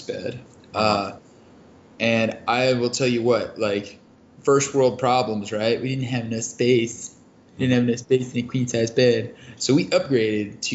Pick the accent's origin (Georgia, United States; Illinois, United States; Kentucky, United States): Kentucky, United States; moved away; I'm originally from Kentucky